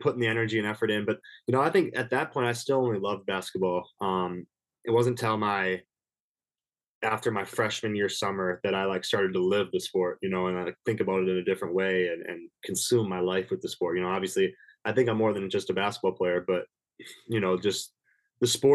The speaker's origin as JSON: {"language": "English", "region": "Minnesota", "country": "United States", "said": "I'm from Minnesota. My, you know, my house is 20 minutes away from my apartment here on campus"}